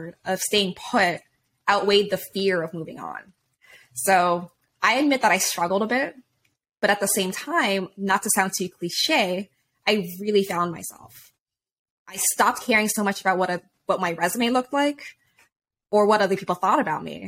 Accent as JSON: {"language": "English", "region": "Hawaii", "country": "United States", "moved": "yes", "said": "I'm originally from Hawaii. My family's from there"}